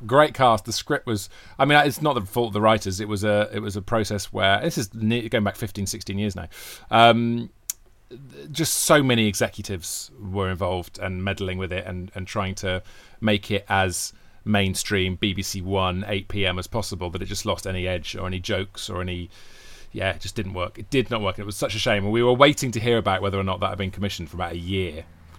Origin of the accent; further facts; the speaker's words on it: Wales, United Kingdom; accent: Welsh; Yeah, I am Welsh. And Torchwood fans will know that from the Welsh accent, because it's a kind of a... natural Welsh accent. I grew up on the border with England